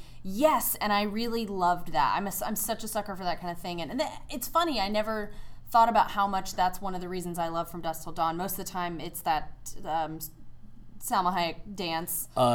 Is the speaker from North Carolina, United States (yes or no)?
yes; North Carolina, United States; North Carolina.